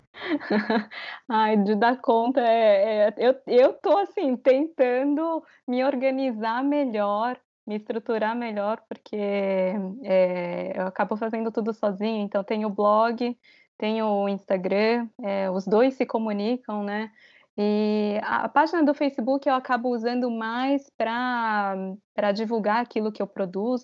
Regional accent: Brazil; moved away as an adult; also born or lived in Japan; now in Tokyo, Japan; eu crescendo no Brasil

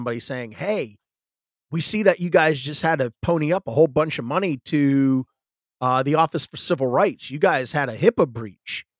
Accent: the South, United States; I'm from the South.

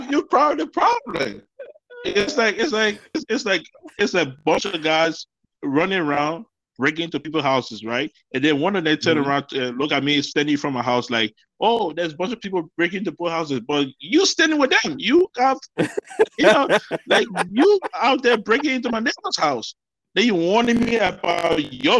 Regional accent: Philadelphia, Pennsylvania, United States; moved away; I grew up in Philly, okay, Philadelphia

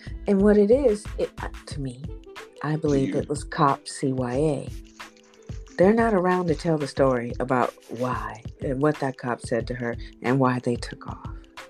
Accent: Canton, Ohio, United States; I'm from Canton, Ohio. Born and raised.

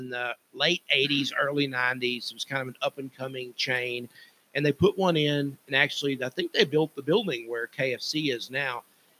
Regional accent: Paragould, Arkansas, United States; We're all from Paragould with the exception of Andrew, who's from Walcott, which means he's from Paragould.

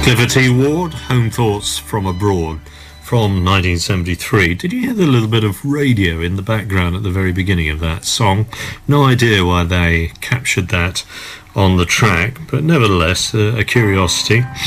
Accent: Southend-on-Sea, East of England, United Kingdom; I come from Southend, so I know Brentwood reasonably well.

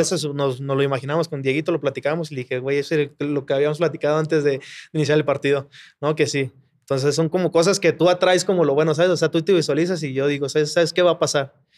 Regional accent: Mexico City, Mexico; como yo soy aquí de Ciudad de México, mi familia siempre ha trabajado en Tepito, de que ha vendido ropa y todo ese rollo. Yo pues crecí también en Tepito jugando

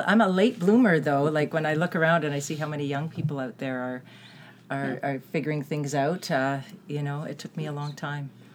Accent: Toronto, Ontario, Canada; moved away; also born or lived in Vancouver; I was born in Toronto, but I lived for 20 years in Vancouver.

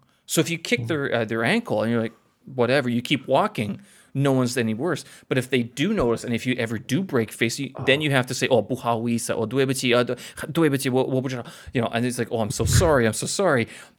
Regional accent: Winnipeg, Manitoba, Canada; now in Beijing, China; my hometown only 700,000 people.

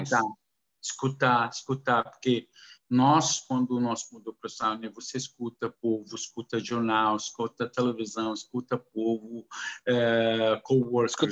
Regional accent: Saudi Arabia; first language Arabic; Portuguese is a second language; also born or lived in Kuwait / United States; eu nasci no Kuwait. Uh, quero falar, nasci no Kuwait eu morava na Arábia Saudita, descendente libanês. Então, minha minha árabe, eh, idioma é árabe.

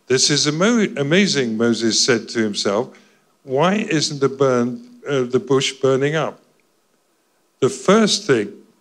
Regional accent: Scotland, United Kingdom; I'm Scottish

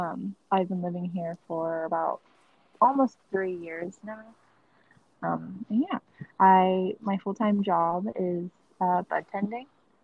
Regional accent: Modesto, California, United States; moved away as an adult; now in San Francisco, United States; I am originally from the Central Valley, so a little town called Modesto. 209, what's up? Yes. So if you don't know, it's around like by Stockton and Fresno.

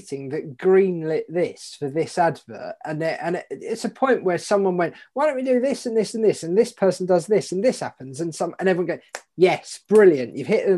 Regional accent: Dartford, South East England, United Kingdom; I grew up in Dartford in Kent.

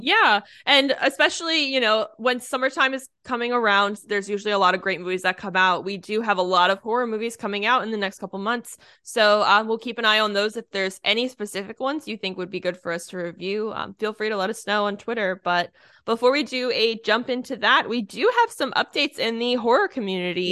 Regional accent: Northeast, United States; now in Florida, United States; growing up in the Northeast, we did hayrides all the time

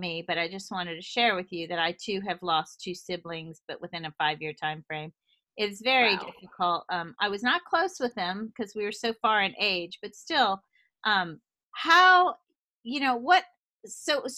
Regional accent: the South, United States; moved away; also born or lived in Boston; I came from the South where no one's open, honest, and direct. I mean, we are as sweet as can be.

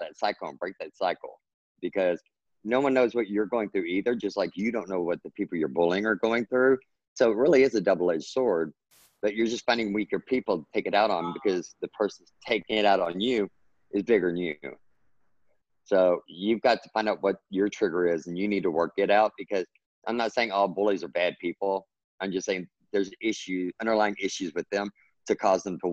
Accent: Texas, United States; I grew up in Texas. So I always tell everybody, well, Texas is my native language and then English is my second language because we speak totally different in Texas

